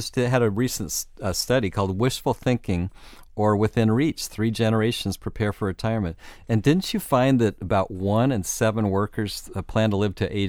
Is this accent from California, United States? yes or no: yes; California, United States; Of course, I'm a Californian, right.